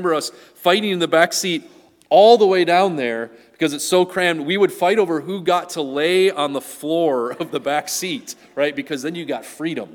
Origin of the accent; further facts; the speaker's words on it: Wisconsin, United States; as a kid growing up in Wisconsin